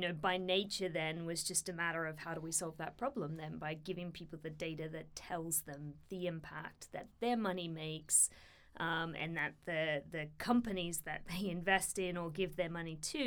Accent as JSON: {"language": "English", "country": "Australia", "tie": "born or raised there", "also_born_or_lived": "India", "moved": "as an adult", "lives_now": "United Kingdom", "said": "born and bred in Australia, but have lived in the United Kingdom here for the past nearly 7 years"}